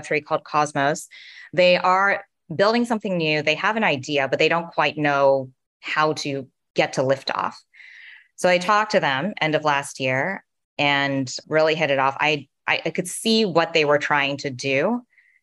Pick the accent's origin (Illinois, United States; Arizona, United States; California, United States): California, United States; Fremont; also born or lived in San Francisco; I grew up in Fremont, East Bay